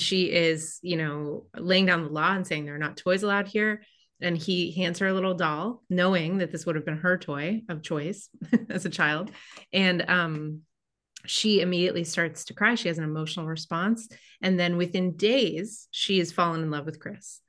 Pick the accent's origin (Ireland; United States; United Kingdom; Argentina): Ireland; I'm Irish